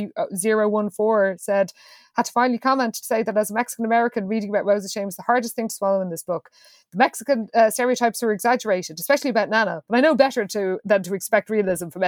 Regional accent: East Coast of Ireland, Leinster, Ireland; we are all from the East Coast, and that was the Pale

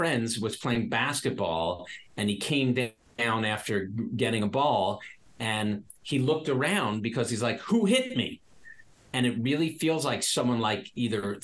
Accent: New York, United States; I'm a New Yorker.

